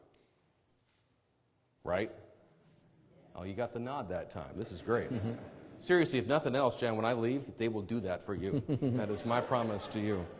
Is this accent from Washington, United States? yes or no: yes; Enumclaw Plateau, Washington, United States; accent: drawl; also born or lived in Auburn, Washington; I'm a suburban kid from Auburn. I grew up on the Enumclaw Plateau.